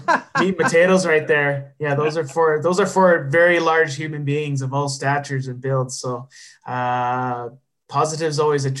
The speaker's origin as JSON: {"language": "English", "town": "Neepawa", "region": "Manitoba", "country": "Canada", "tie": "born or raised there", "moved": "yes", "said": "we still have a junior A club in my hometown."}